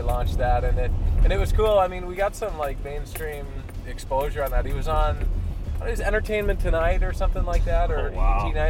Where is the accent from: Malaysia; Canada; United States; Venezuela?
Canada; now in Carp, Canada; We've moving back to my hometown where I grew up, where my parents are